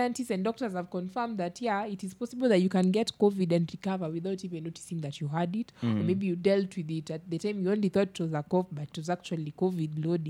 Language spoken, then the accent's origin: English; Kenya; I am to blame as a Kenyan